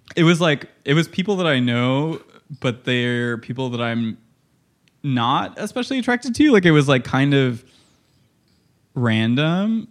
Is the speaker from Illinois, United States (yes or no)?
yes; Illinois, United States; I grew up in Illinois